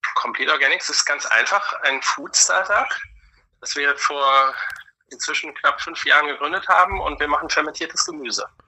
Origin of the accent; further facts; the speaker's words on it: Germany; bei uns in Deutschland im Land des Sauerkrauts, wir werden ja weltweit die Krauts genannt